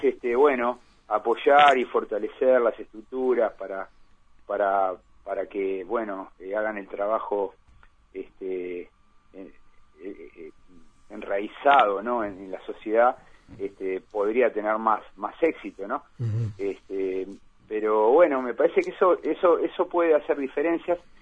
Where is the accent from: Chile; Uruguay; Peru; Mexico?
Uruguay